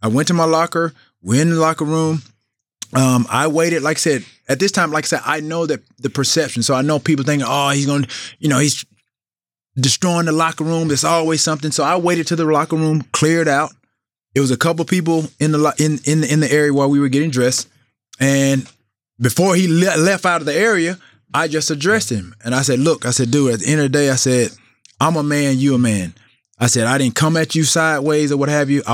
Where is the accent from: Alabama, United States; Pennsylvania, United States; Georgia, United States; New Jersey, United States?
Alabama, United States; Alexander City; growing up in Alexander City, Alabama